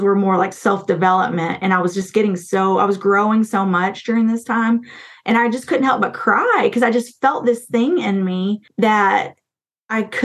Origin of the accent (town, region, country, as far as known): Wise County, Texas, United States; born or raised there